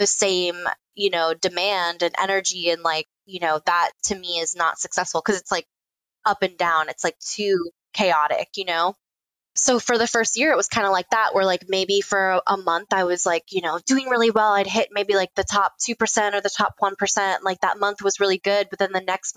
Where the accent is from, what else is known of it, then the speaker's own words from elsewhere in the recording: Miami, Florida, United States; moved away as an adult; also born or lived in Gainesville, Florida; now in Chicago, United States; I'm originally from Miami, Florida. Lived all over Florida for most of my life